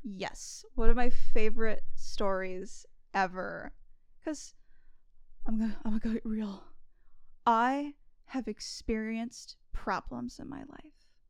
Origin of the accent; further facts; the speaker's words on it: California, United States; growing up in California, right, I spent a lot of my childhood